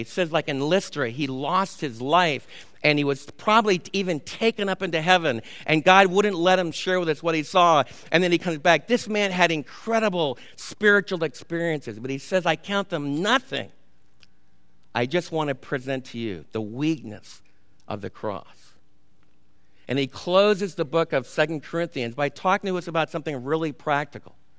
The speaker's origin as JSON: {"language": "English", "region": "New York", "country": "United States", "tie": "born or raised there", "moved": "yes", "said": "I was raised in New York when the mafia totally controlled Little Italy"}